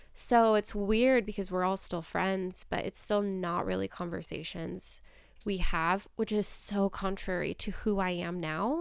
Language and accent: English; United States; I was born in America. I was raised in America.